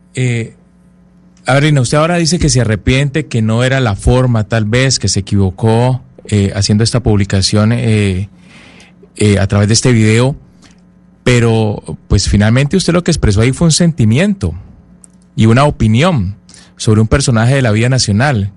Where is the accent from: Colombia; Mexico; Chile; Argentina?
Colombia; como colombiano